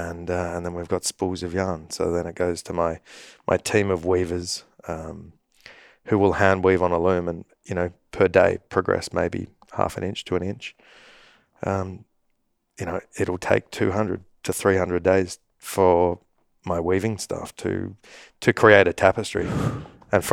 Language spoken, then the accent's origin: English; Sydney, New South Wales, Australia; growing up in Sydney, Australia, I spend a lot of time in the outdoors